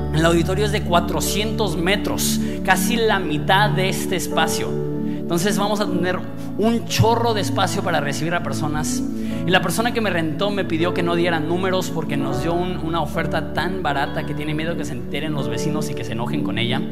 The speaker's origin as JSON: {"language": "Spanish", "country": "Mexico", "said": "somos una iglesia mexicana"}